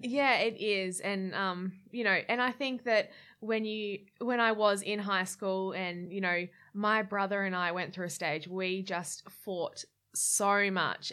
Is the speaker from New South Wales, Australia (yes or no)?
no; Gold Coast, Queensland, Australia; also born or lived in Brisbane; I grew up on the Gold Coast